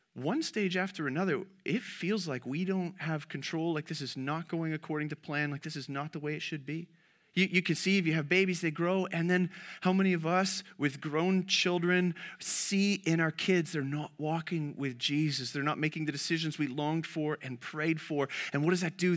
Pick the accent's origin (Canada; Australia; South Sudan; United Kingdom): Canada; as a Canadian